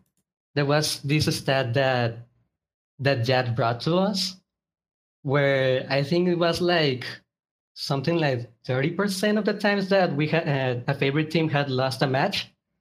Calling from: Mexico; From Mexico.

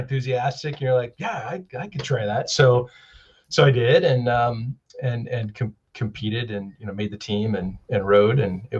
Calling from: Seattle, Washington, United States; Yes, I am beaming in from Seattle, Washington today. Capitol Hill neighborhood, to be specific.

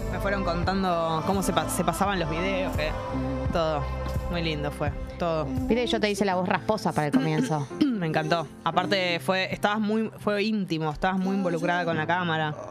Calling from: Belgrano, Buenos Aires, Argentina; de Belgrano.

